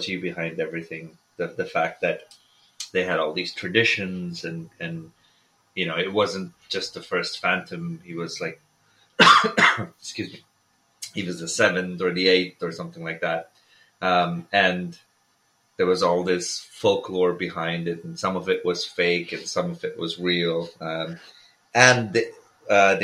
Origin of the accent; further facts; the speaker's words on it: India; I was growing up in India